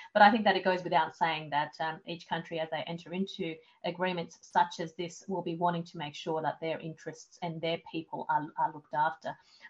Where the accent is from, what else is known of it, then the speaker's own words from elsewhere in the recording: Australian Capital Territory, Australia; in the ACT, back to my hometown